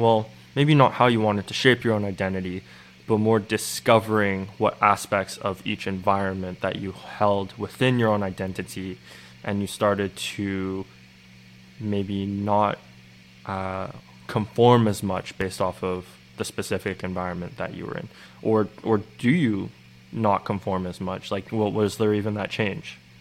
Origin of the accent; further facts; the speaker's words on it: Vancouver, British Columbia, Canada; also born or lived in Montreal; I spent a couple of years in Montreal, but I really spent most of my time growing up in Vancouver